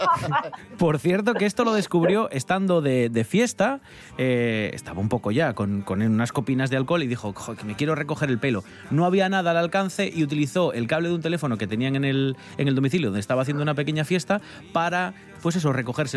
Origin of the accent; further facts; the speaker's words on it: Asturias, Spain; sí somos muy asturianos